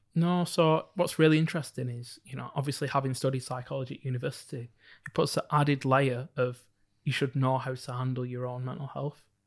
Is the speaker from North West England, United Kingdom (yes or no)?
yes; Bolton, North West England, United Kingdom; growing up in Bolton's very, very small black community